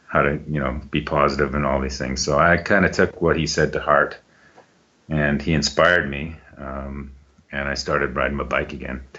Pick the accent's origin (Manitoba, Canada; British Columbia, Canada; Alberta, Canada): Alberta, Canada; Calgary; moved away as an adult; now in Jasper, Canada; Born and raised in Calgary, moved to Jasper